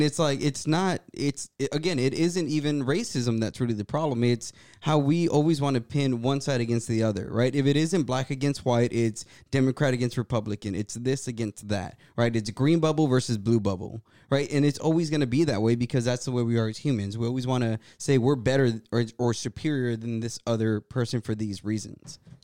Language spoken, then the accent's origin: English; Brownsville, Texas, United States; I come from Brownsville, Texas, right? That's a border town.